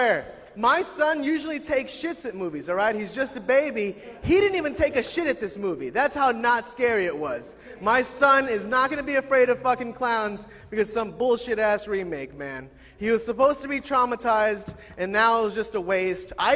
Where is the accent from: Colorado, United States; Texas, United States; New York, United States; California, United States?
Texas, United States; Dallas; I'm from Dallas